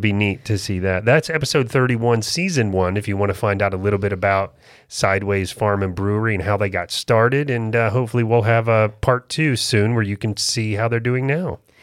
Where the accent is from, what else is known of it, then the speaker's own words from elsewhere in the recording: Florida, United States; moved away as an adult; now in North Carolina, United States; I was born and raised in Florida. This is really different for me to have moved up here